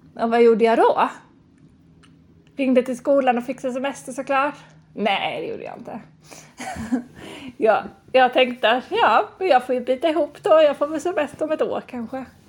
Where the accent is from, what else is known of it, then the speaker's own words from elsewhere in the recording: Lund, Skåne, Sweden; moved away as an adult; also born or lived in Stockholm / United States / France; Och sen så bodde jag i Lund ett år, där jag kommer ifrån